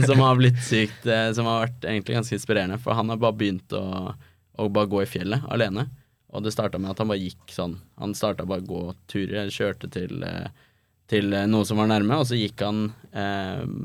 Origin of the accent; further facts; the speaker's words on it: Oslo, Norway; now in Copenhagen, Denmark; når jeg er hjemme i Oslo